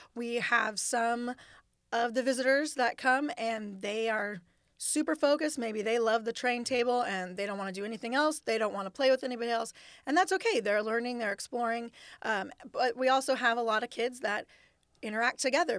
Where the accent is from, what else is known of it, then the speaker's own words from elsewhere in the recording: Costa Mesa, California, United States; now in Sacramento, United States; I grew up in Costa Mesa in Orange County, so, um, close to the beach